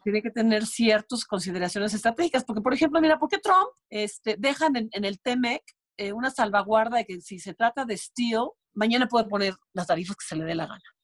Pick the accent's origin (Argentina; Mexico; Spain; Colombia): Mexico; Comitán, Chiapas; estaba yo en mi pueblo de Comitán